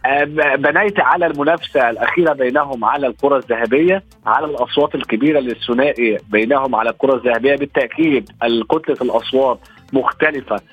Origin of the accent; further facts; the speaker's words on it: Egypt; كلنا كمصريين وعرب